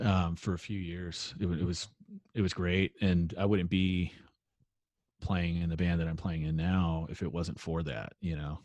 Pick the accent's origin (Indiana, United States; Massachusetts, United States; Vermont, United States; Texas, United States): Texas, United States; Carrollton; I grew up in Carrollton, and I went to high school out there